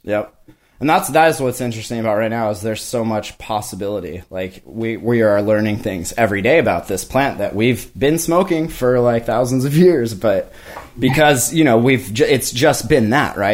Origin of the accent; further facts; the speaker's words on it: Kalispell, Montana, United States; moved away as an adult; also born or lived in Denver; now in Washington, United States; I live in Washington now, but I'm from Montana.